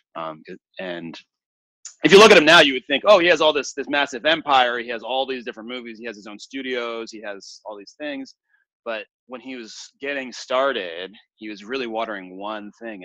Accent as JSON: {"language": "English", "town": "Lafayette", "region": "Louisiana", "country": "United States", "tie": "born or raised there", "said": "I was born in Lafayette, Louisiana, um, which is a relatively small city in the South"}